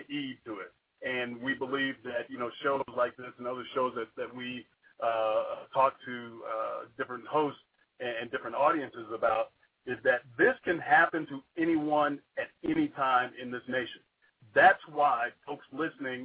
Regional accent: Georgia, United States; moved away; I'm actually originally from Georgia

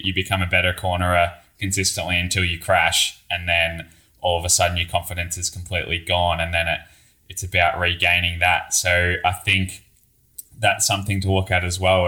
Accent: Australia; moved away; me being Australian

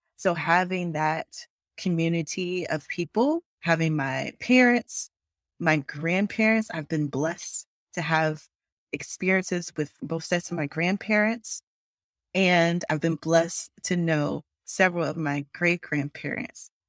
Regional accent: Longs, South Carolina, United States; also born or lived in Conway, South Carolina; I was born in Conway, South Carolina. I say Myrtle Beach to a lot of people because people know Myrtle Beach because it's a tourist town, but I was born at Conway Hospital. And I lived in Long's, South Carolina. It was just a dirt road. My childhood home is still there. And so that's where I grew up.

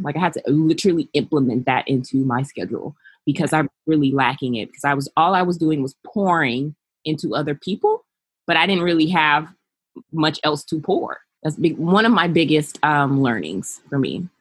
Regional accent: Los Angeles, California, United States; also born or lived in North Carolina; I was raised in Los Angeles by my mother, who is Belizean, and my father, who is African American

